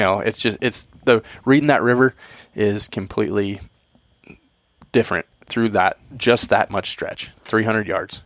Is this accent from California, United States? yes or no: no; Eastern Washington, United States; I grew up in Eastern Washington